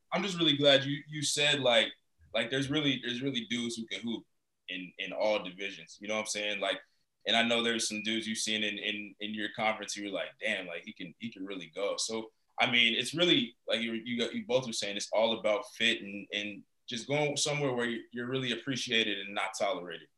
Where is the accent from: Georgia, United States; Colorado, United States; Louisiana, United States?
Colorado, United States; we're being from Colorado